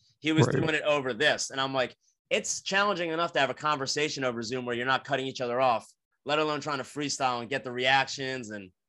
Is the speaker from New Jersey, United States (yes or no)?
yes; New Jersey, United States; I'm from South Jersey. So right outside of Philly.